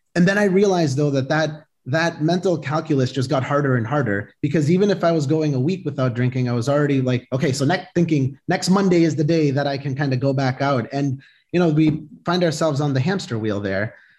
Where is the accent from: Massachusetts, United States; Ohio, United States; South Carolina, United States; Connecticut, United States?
Massachusetts, United States; Boston; I was born here, uh, born and raised in Boston